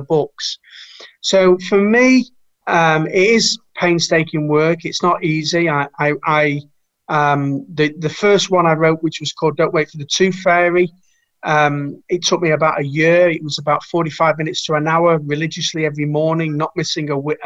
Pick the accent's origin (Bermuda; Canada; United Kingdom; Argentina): United Kingdom; Manchester, North West England; We're both from Manchester.